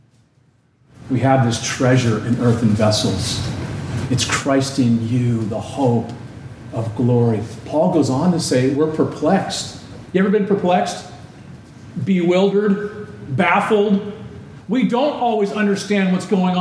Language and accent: English; Southern California, United States; Growing up in Southern California